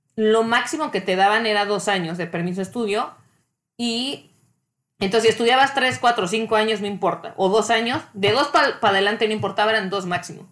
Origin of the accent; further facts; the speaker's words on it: Mexico; moved away as an adult; now in Canada; soy mexicana